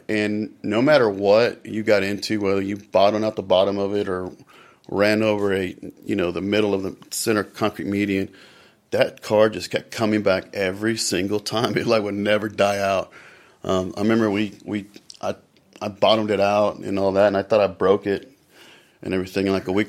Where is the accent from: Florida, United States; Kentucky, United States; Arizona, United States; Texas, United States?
Texas, United States; Dallas; I'm from Dallas, Texas, born and raised here.